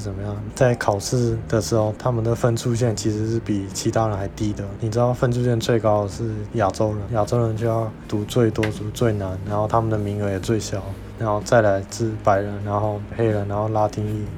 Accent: Miaoli County, Taiwan; 小时候我在苗栗长大的时候，在苗栗几乎没有别的外国人，我就也跟大家一样，都讲中文

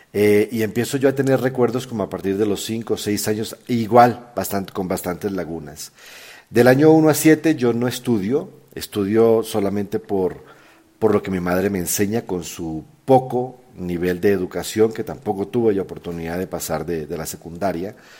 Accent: Colombia; moved away as an adult; also born or lived in San Antonio del Chamí, Colombia / Chile / Peru; now in Mexico; soy colombiano de nacimiento, mexicano ya hace casi 20 años que vivo en este país

